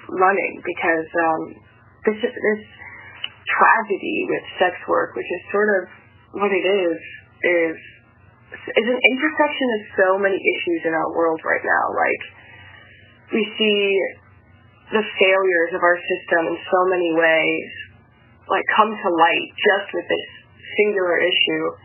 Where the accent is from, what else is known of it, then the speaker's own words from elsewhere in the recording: the South, United States; now in Washington, D.C., United States; Um, and from the South, and so I knew that sex workers were definitely a thing and existed and could be found in certain areas of my own hometown.